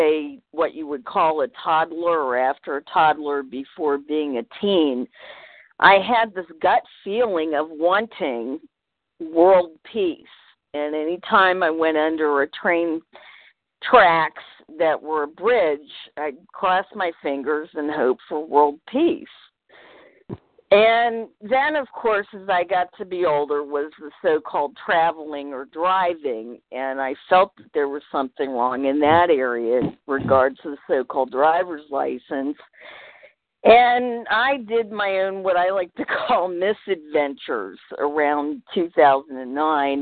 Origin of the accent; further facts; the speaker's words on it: Virginia, United States; both of my parents are New Englanders, although I was raised in Virginia